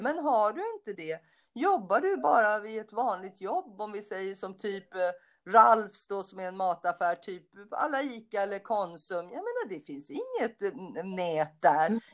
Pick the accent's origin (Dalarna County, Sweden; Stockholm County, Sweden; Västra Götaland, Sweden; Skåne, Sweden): Stockholm County, Sweden; Stockholm; moved away as an adult; also born or lived in United States; jag är ju från Söder också och när jag växte upp och bodde på Söder när jag var liten